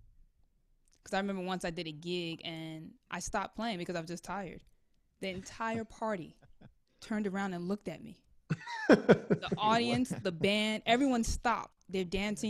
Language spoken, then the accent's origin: English; New York City, New York, United States; I grew up in Washington Heights, so that's like predominantly a Dominican neighborhood